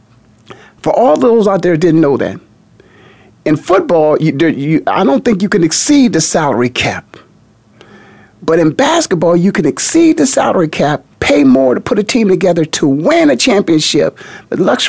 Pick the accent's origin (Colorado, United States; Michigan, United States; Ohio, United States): Ohio, United States; Kent; I'm born and raised in Kent